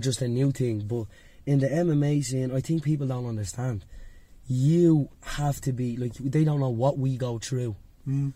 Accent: Dublin, Leinster, Ireland; I grew up in Dublin 1 where my, I had a youth club called NYP2.

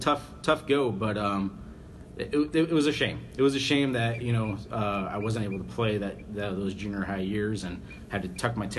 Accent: Cody, Wyoming, United States; Growing up in Cody, Wyoming, there was only one golf course, and it was at a country club, and we just didn't have access to it.

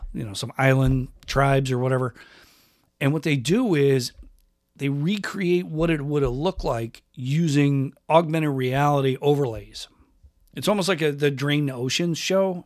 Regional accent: Rochester, New York, United States; moved away as an adult; also born or lived in California; I grew up in Rochester

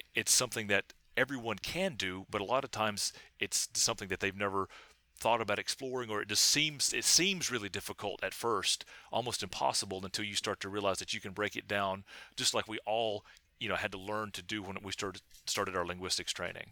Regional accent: Hancock County, East Tennessee, United States; moved away; I say I'm from East Tennessee, but if I know that you know where East Tennessee is, I'll say I'm from Hancock County.

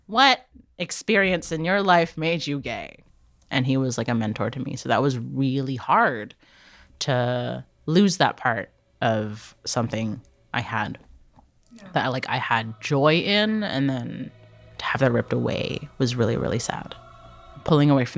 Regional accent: Durham Region, Ontario, Canada; I was born in Canada, born in the Durham region, but my parents came to Canada from Hong Kong

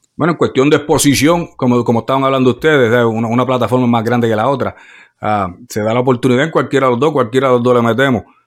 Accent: Puerto Rico; also born or lived in New York; yo nací en Nueva York, pero me quería en Puerto Rico

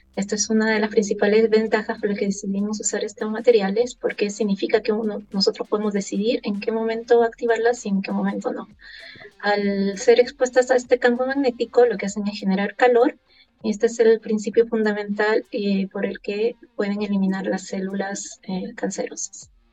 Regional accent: Lima, Peru; now in Chile; como buena limeña

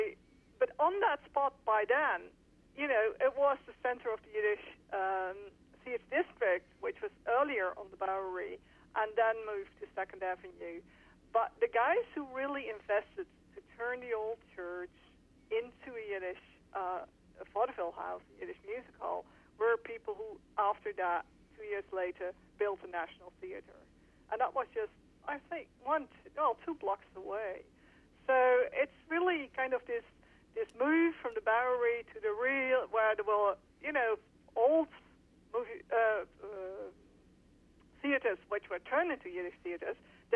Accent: Netherlands; I'm from the Netherlands.

